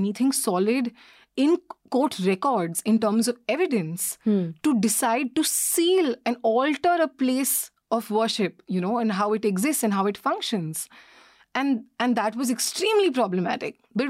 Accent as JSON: {"language": "English", "region": "Delhi", "country": "India", "said": "I know you think I'm from Delhi and I'm a girl"}